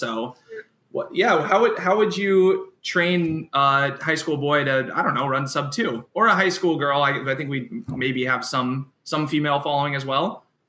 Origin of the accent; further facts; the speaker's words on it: Iowa, United States; Yeah, I grew up in Iowa, so.